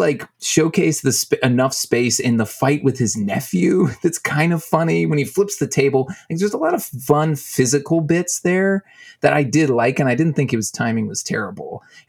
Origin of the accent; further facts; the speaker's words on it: Texas, United States; I grew up in Texas.